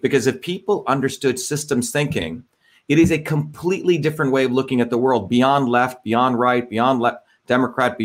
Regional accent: New Jersey, United States; also born or lived in India; the same values that I learned from working class neighborhoods when I grew up in Jersey.

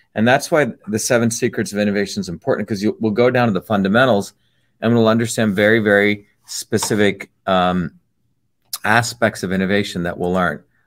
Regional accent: Newark, New Jersey, United States; also born or lived in Cambridge, Massachusetts; as a 14 year old kid growing up in Newark, New Jersey

